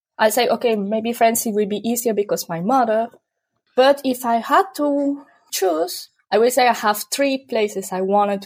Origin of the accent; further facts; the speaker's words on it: Cartago, Valle del Cauca, Colombia; moved away as an adult; also born or lived in France; now in Berlin, Germany; I'm originally from Colombia, from a small city called Cartago. It's in the middle of the mountains, so no one knows. And I studied psychology there in Colombia.